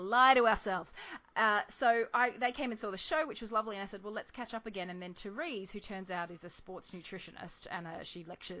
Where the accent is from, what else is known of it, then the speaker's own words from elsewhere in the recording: Albany Creek, Queensland, Australia; like the skate rink where I grew up in Albany Creek.